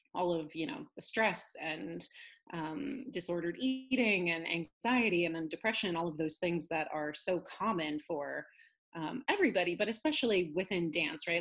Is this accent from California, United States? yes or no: yes; Northern California, United States; also born or lived in upstate New York; now in New York, United States; I grew up in Northern California, actually. I'm a California girl originally.